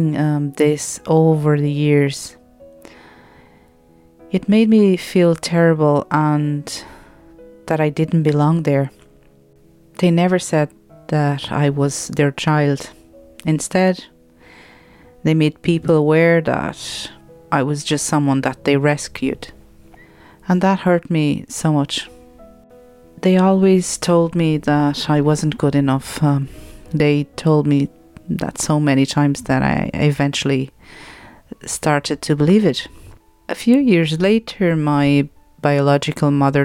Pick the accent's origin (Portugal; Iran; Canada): Portugal; Lisbon; moved away; I was born in Lisbon, Portugal